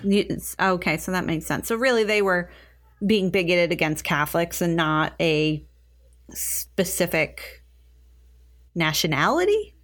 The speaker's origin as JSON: {"language": "English", "country": "United States", "said": "We're American"}